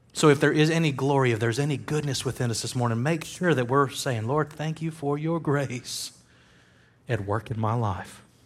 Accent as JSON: {"language": "English", "country": "United States", "said": "I am an American"}